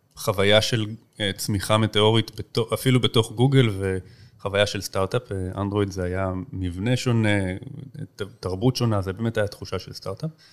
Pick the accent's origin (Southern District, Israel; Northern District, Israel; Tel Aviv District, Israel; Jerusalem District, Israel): Tel Aviv District, Israel; Tel Aviv; also born or lived in United States / Boston; גדלתי פה בתל אביב